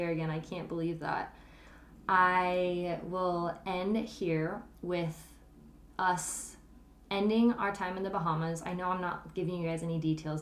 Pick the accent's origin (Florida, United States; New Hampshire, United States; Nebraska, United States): Nebraska, United States; moved away as an adult; we went back to my hometown of Nebraska